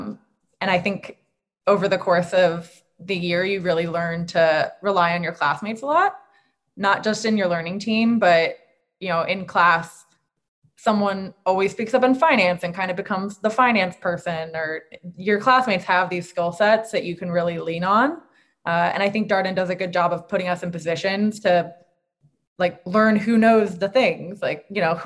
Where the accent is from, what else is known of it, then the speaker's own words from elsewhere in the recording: Virginia, United States; I'm from Virginia